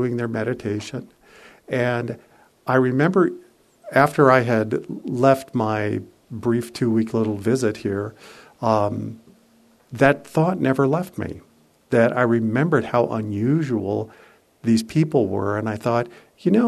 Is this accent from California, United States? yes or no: yes; San Francisco, California, United States; I was from San Francisco